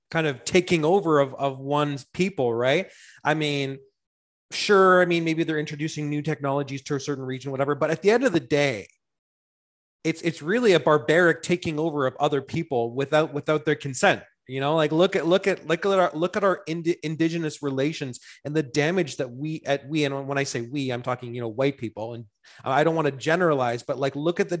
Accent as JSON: {"language": "English", "region": "Ontario", "country": "Canada", "tie": "born or raised there", "also_born_or_lived": "Calgary", "said": "I am proud to be a Canadian, and I was born in I was born in Calgary, raised in Ontario."}